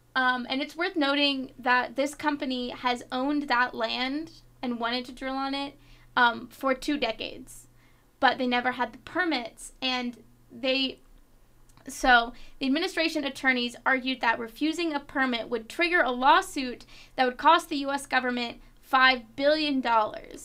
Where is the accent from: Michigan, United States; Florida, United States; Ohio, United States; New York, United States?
Florida, United States; moved away; my home state of Florida